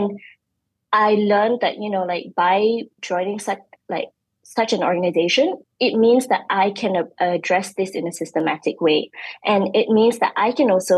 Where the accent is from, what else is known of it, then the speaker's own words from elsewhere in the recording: Alor Setar, Kedah, Malaysia; I grew up in Alostar, Kedah, Sungai Baru, Alostar, Kedah